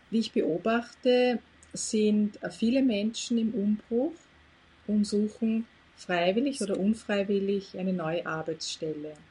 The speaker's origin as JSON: {"language": "German", "country": "Austria", "said": "ich selbst bin aus Österreich"}